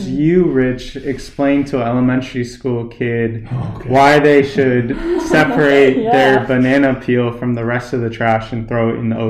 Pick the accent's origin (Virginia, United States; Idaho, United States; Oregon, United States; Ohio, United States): Oregon, United States; Portland; now in Orlando, United States; when I was a young kid growing up in Portland, Oregon, which had these systems in place for composting and recycling.